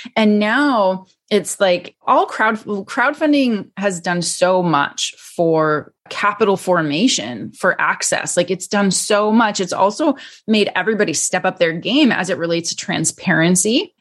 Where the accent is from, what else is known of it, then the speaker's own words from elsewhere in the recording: Canada; now in United States; I was born and raised in Canada